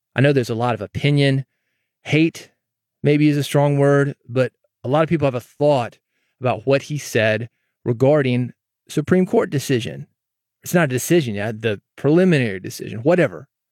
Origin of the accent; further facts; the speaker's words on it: Nashville, Tennessee, United States; also born or lived in North Mississippi / Memphis; I'm actually from Nashville